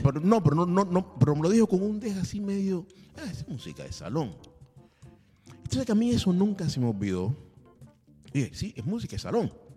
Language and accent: Spanish; Cuba; moved away as an adult; also born or lived in Russia; now in Buenos Aires, Argentina; Sí, soy cubano